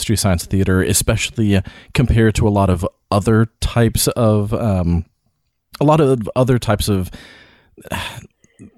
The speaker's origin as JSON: {"language": "English", "area": "the South", "region": "Appalachia", "country": "United States", "tie": "born or raised there", "said": "living in the South, growing up around Appalachia, you know, like there's a lot of folk art around here"}